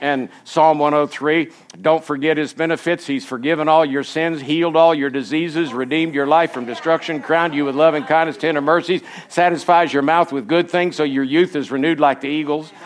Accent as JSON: {"language": "English", "region": "Florida", "country": "United States", "tie": "born or raised there", "also_born_or_lived": "Colorado", "moved": "as an adult", "said": "I was born and raised in Florida, lived there for 27 years"}